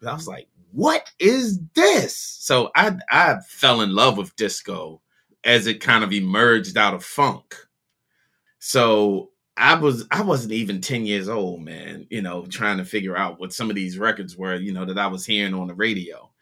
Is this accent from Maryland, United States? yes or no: yes; Baltimore, Maryland, United States; growing up in Baltimore